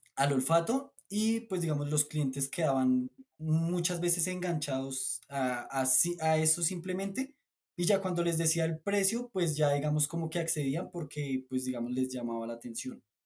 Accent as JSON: {"language": "Spanish", "country": "Colombia", "also_born_or_lived": "Bolivia", "said": "les decimos acá en Colombia"}